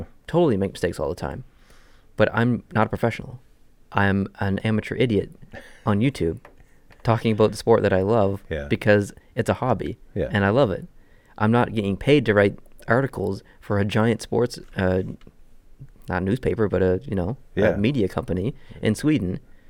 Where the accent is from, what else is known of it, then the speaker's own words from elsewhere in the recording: Canada; We're just very proud to be Canadian.